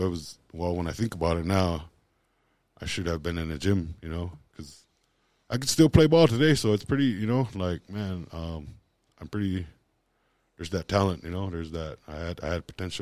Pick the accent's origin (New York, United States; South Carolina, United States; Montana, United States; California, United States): Montana, United States; Lodge Grass; I was born and raised in Lodgegrass.